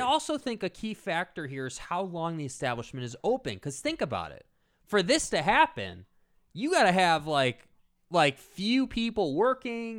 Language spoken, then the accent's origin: English; United States; as an American